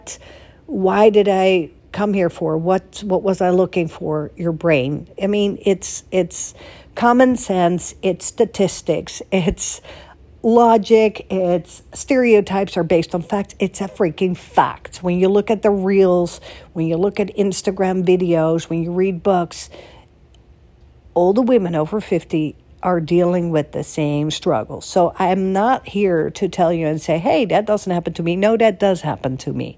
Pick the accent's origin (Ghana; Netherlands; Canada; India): Netherlands; moved away as an adult; also born or lived in Florida, United States / Boston, United States / Beverly Hills, United States / New York, United States; now in United States; in Holland, where I'm from